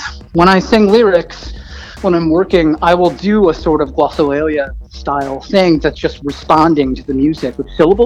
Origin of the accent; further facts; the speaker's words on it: New England, United States; I'm from New England originally